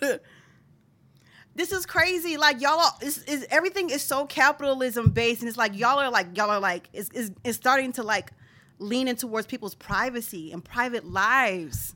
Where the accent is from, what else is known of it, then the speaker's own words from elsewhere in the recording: Philadelphia, Pennsylvania, United States; I'm from Philadelphia. Philadelphia is a city, so I'm considered a Philadelphian